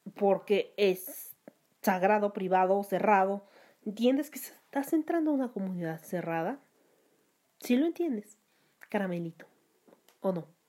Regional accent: Mexico; ofende mis raíces como mexicana

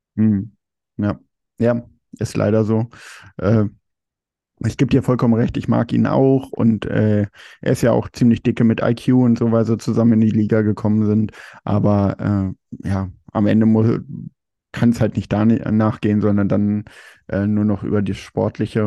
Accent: Germany; man ist immer so als Deutscher

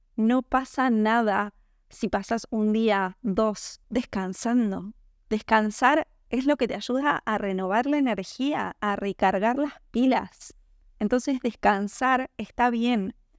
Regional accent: Argentina; en mi país, en Argentina

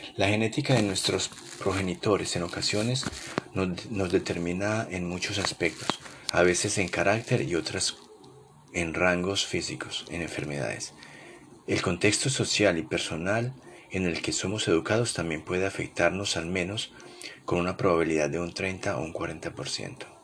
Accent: Colombia; moved away as an adult; mi país natal Colombia

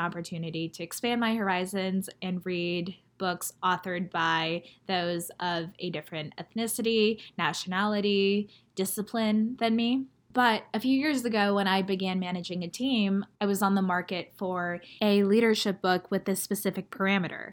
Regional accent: United States; also born or lived in China; I am as Chinese as I am American

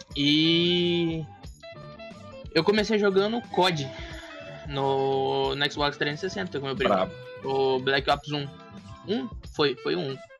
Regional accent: Mato Grosso, Brazil; Eu sou do estado de Mato Grosso

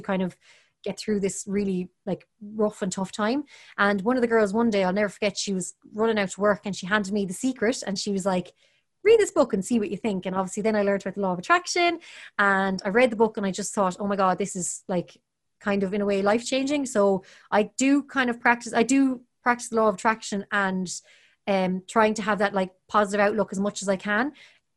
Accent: Galway, Connacht, Ireland; I was from Galway. I was from the countryside.

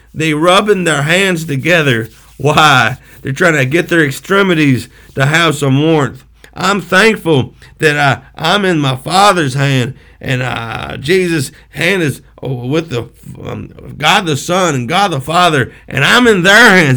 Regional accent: Pontiac, Michigan, United States; I was born in Pontiac, Michigan

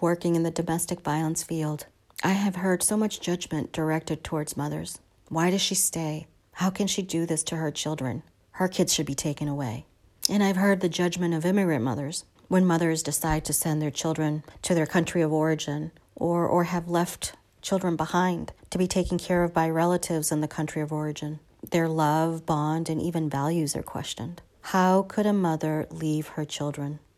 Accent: Boston, Massachusetts, United States; also born or lived in Chile; When I was nine, I reunited with my parents and returned to Boston

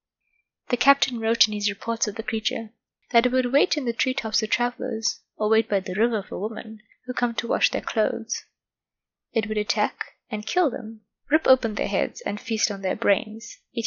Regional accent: South Africa; my home country of South Africa

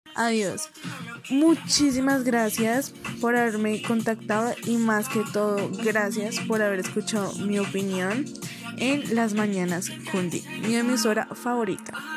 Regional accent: Bogotá, Colombia; soy un habitante de Ciudad Bolívar, en el barrio Paraíso, en esta parte de Bogotá

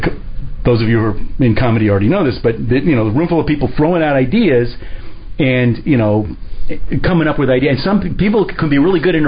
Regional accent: Armonk, New York, United States; now in Miami, United States; When I was a kid, I grew up in Armonk, New York, and I played Little League there

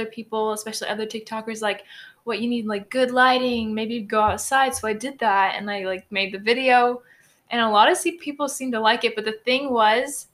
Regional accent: Houston, Texas, United States; I was born here in Houston, and my family background

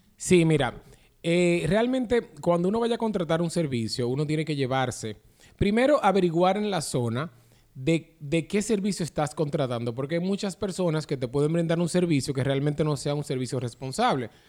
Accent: Dominican Republic

